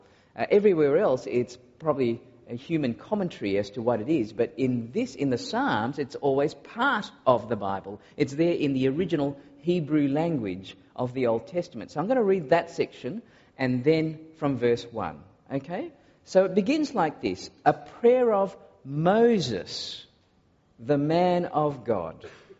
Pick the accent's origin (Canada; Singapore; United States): Singapore; accent: varies; also born or lived in Malaysia / Australia; I was born in Malaysia and I grew up in Singapore before doing some more growing up in Australia, and so my accent is very different depending on who I speak to.